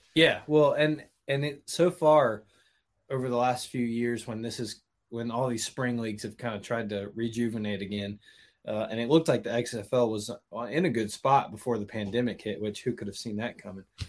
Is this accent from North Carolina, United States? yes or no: no; Birmingham, Alabama, United States; I'm from Birmingham